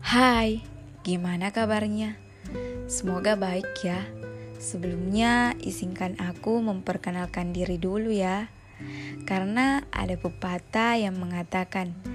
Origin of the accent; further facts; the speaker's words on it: Pangkep, South Sulawesi, Indonesia; also born or lived in Makassar; Aku lahir di Pangkep pada tanggal delapan belas Oktober dua ribu dua.